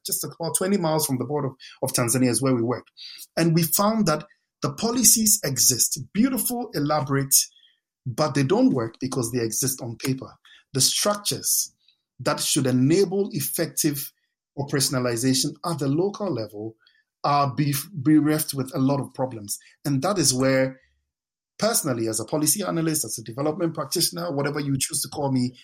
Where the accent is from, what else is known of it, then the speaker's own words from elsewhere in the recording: Accra, Greater Accra, Ghana; moved away as an adult; I grew up in Ghana, lived in Ghana, first 22 years of my life, lived in suburban parts of Accra.